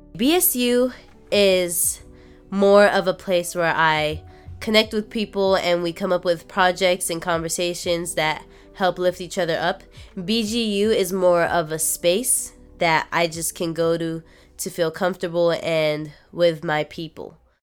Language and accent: English; Japan; also born or lived in United States; now in Los Angeles, United States; I grew up in Japan